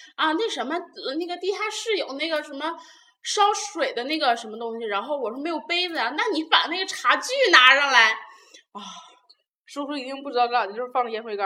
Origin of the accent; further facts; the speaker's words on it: Jinan, Shandong, China; 我是本地人